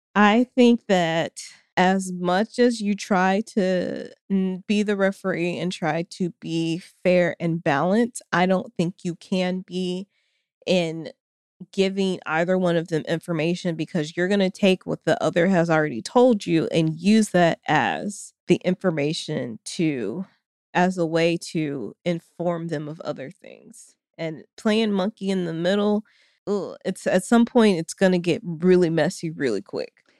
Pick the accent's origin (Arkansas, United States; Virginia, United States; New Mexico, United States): Arkansas, United States; Springdale; my hometown of Springdale, Arkansas.